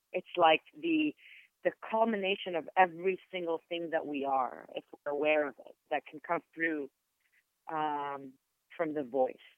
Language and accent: English; Israel; first language Hebrew; English is a second language; moved away; also born or lived in New York; I'm Israeli, mm-hmm and my native language is Hebrew